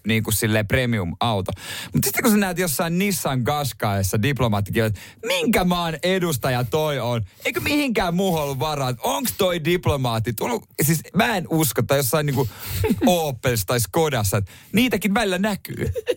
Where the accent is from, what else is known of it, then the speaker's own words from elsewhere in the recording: Seinäjoki, South Ostrobothnia, Finland; mä oon Seinäjoelta itse